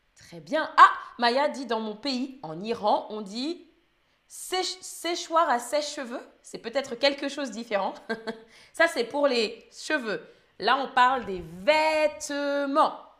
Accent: Île-de-France, France; Moi, je viens d'Île-de-France et je dis étendoir

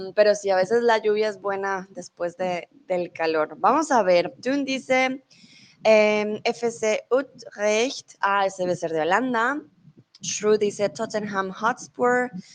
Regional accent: Bogotá, Colombia; now in Germany; soy de Colombia, eh, comúnmente vivo en Alemania, pero ahora estoy en México

